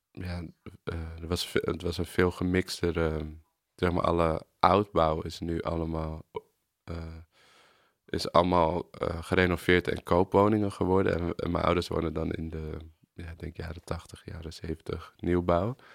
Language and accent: Dutch; Amsterdam, North Holland, Netherlands; ik ben geboren op de Rijstraat, dus de straat van de Hartog. En toen ben ik daar, zijn mijn ouders daarna verhuisd toen ik drie was naar een zijstraat van de Weesbezijde.